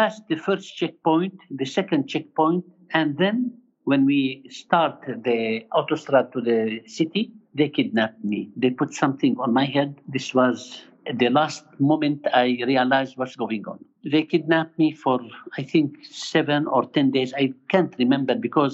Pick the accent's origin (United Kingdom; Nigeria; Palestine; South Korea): Palestine; Bethlehem, West Bank; moved away as an adult; now in Jordan; I born in Bethlehem in 1953, and I am priest in Jerusalem, in the Diocese of Jerusalem, since 43 years